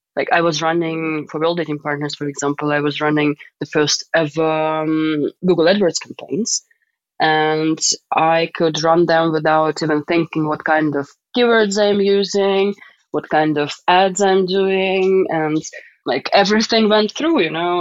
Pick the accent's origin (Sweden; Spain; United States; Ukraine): Ukraine; Donetsk, Donetsk Oblast; moved away; I am from Donetsk, uh, Ukraine, and I've lived there for quite some time. I was born there and I went to school there and university.